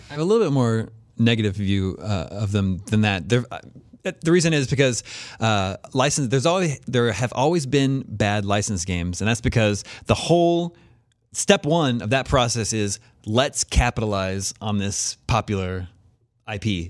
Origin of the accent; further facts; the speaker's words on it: Kansas, United States; growing up in Kansas, the suburbs of Kansas in the eighties